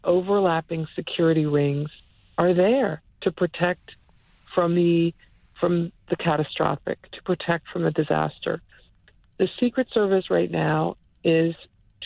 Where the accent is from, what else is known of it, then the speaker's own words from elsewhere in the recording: Upper Marlboro, Maryland, United States; Upper Marlboro, Maryland